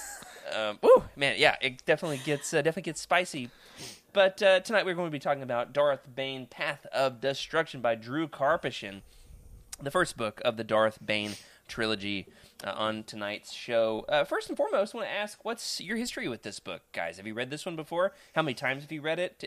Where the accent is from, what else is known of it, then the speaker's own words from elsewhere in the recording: Arkansas, United States; my hometown in Arkansas